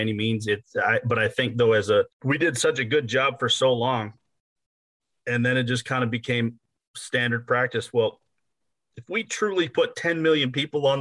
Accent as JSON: {"language": "English", "region": "Iowa", "country": "United States", "tie": "born or raised there", "also_born_or_lived": "Southern Minnesota", "moved": "as an adult", "said": "At a very young age, I was moved to Iowa."}